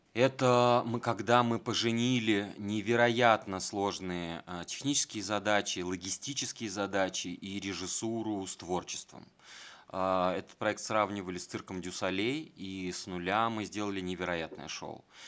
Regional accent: Volgograd, Volgograd Oblast, Russia; moved away as an adult; also born or lived in Moscow; когда я приезжал из Волгограда

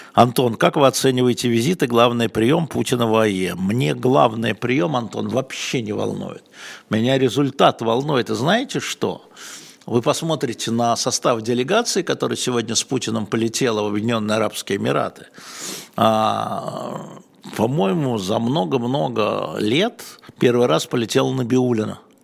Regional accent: Russia; я россиянин

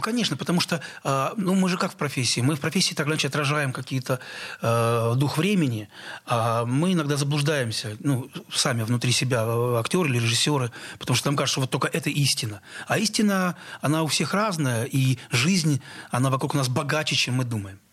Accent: Nova Kakhovka, Kherson Oblast, Ukraine; moved away; я родился в Новой Каховке Херсонской области

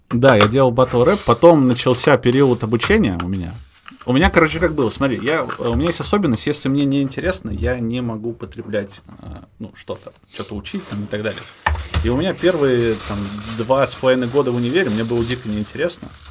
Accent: Kireyevsk, Tula Oblast, Russia; moved away; я родом из Кириевска, Тульской области

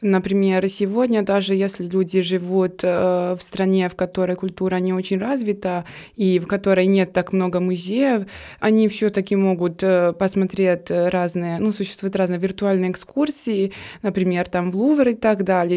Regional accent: Trebinje, Republika Srpska, Bosnia & Herzegovina; Russian is a second language; moved away as an adult; now in Saint Petersburg, Russia; в моем родном городе. Он называется Требине

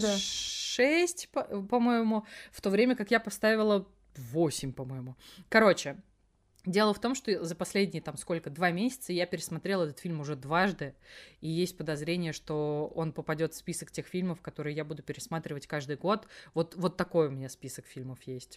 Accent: Elektrostal, Moscow Oblast, Russia; в моем родном городе электросталь не было

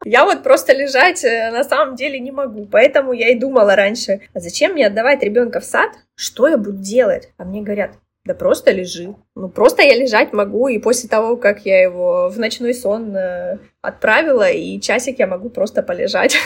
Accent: Russia; moved away as an adult; also born or lived in Istanbul, Turkey; now in Batumi, Georgia; мы э, уезжаем из Батуми, да, возвращаемся в Россию

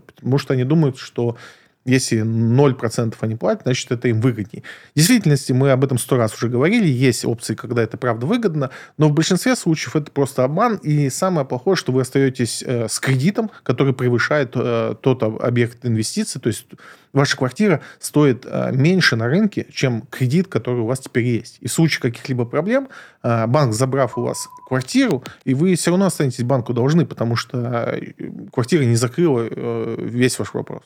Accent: Moscow, Russia; я избалованный москвич

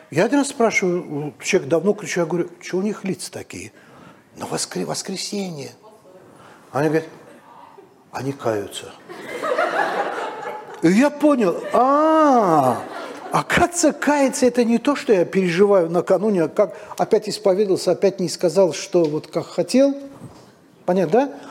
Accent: Moscow, Russia; Я говорю, я из Москвы, это мы там умрем.

